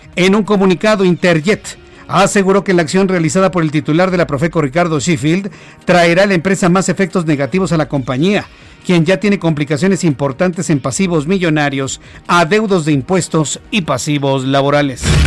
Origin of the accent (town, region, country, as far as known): Mexico